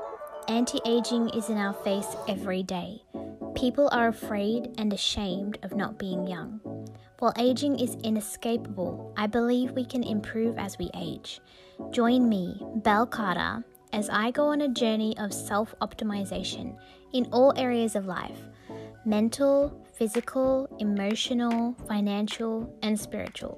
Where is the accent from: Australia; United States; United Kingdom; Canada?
Australia; I'm from Australia.